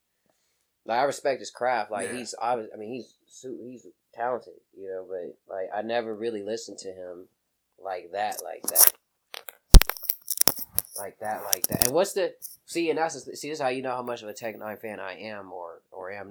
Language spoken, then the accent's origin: English; Sacramento, California, United States; I was born and raised in Sacramento